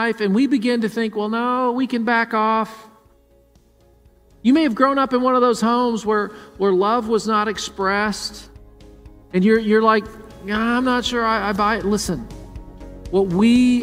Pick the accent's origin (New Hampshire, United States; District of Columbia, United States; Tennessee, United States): Tennessee, United States; Murfreesboro; born or raised there; now in Columbus, United States